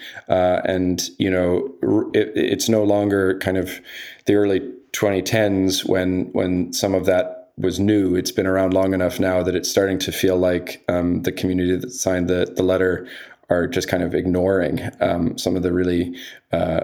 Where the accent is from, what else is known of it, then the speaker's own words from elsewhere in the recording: Canada; also born or lived in United Kingdom; I'm Canadian and British